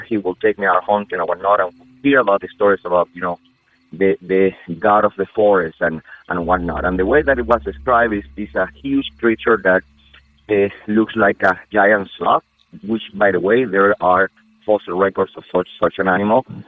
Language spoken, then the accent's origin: English; Amazonas, Venezuela; English is a second language; moved away as an adult; now in United States; I'm originally from Venezuela in South America, by by the Amazon between Brazil and Colombia. I live in the States since around 15 years ago